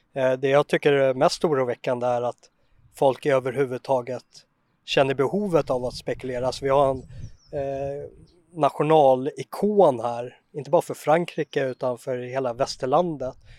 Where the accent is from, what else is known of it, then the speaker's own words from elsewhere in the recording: Sweden; jag som svensk känner för byggnaderna